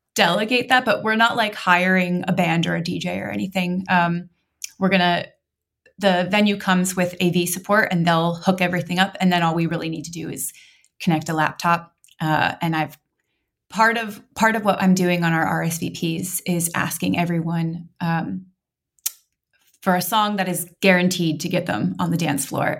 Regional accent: Montana, United States; now in Oregon, United States; I grew up in Montana

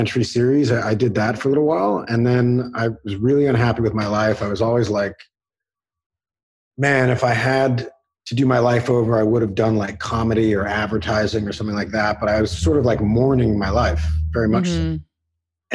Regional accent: Los Angeles, California, United States; also born or lived in New York; I was born in New York. My whole family are New Yorkers, but I grew up in Los Angeles

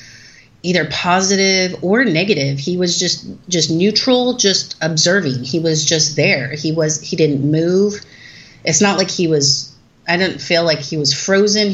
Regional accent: Southern California, United States; I'm from Southern California

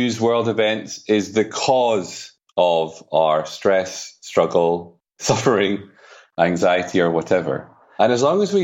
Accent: Edinburgh, Scotland, United Kingdom; now in Spain; I'm from Edinburgh, but I live in Spain.

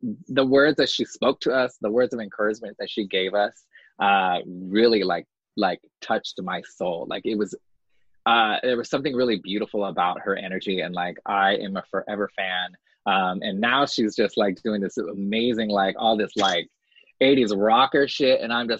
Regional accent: New York, United States; As New Yorker, we don't see them.

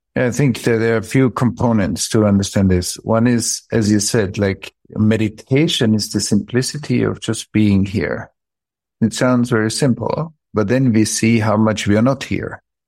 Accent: Vienna, Austria; I grew up in Vienna, outside of Vienna.

